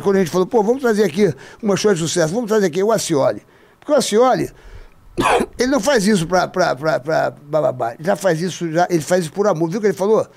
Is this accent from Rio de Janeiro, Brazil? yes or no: yes; Rio de Janeiro, Brazil; Eu sou carioca